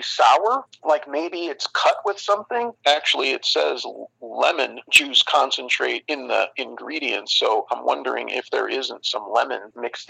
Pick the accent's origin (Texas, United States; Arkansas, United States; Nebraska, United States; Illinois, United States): Illinois, United States; Chicago; Growing up in Chicagoland